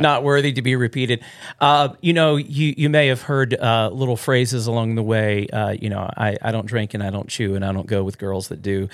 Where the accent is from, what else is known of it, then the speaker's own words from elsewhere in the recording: the South, United States; now in Midwest, United States; I grew up in the South